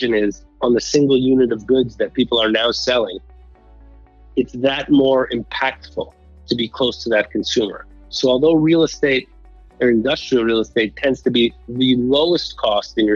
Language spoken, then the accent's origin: English; Montreal, Quebec, Canada; I grew up in Montreal, Canada